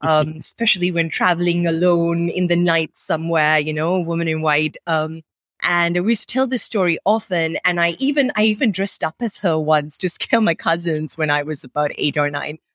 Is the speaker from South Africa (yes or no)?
no; Sri Lanka; English is a second language; also born or lived in Bay Area, United States; I grew up in Sri Lanka, um, speaking English as a second language